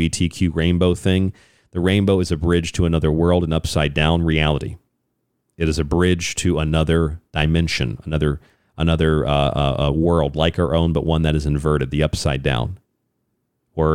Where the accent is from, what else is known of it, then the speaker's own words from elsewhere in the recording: United States; I'm an American